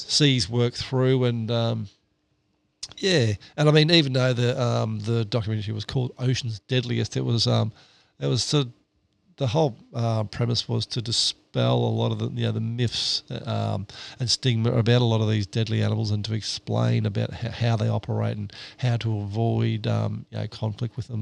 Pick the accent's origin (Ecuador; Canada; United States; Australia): Australia; Victoria; also born or lived in Southeast Queensland; now in Queensland, Australia; I grew up down in Victoria